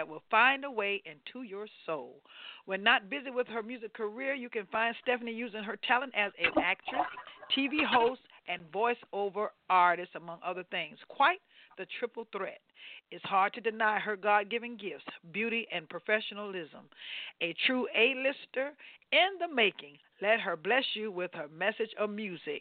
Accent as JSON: {"language": "English", "region": "Ohio", "country": "United States", "also_born_or_lived": "Florida", "moved": "yes", "said": "I'm from Ohio, but by way of Florida"}